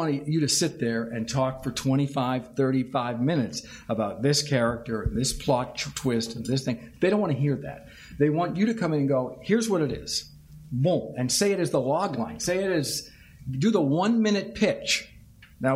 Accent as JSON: {"language": "English", "region": "Massachusetts", "country": "United States", "moved": "yes", "said": "I'm from Massachusetts and I miss the accent"}